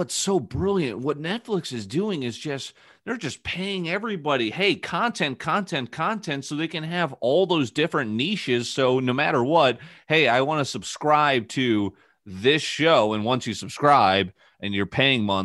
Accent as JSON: {"language": "English", "town": "St. Louis", "region": "Missouri", "country": "United States", "tie": "born or raised there", "also_born_or_lived": "New Canaan, Connecticut", "said": "when I moved to St. Louis area, you know, it was like club lacrosse for Lafayette where we went to high school."}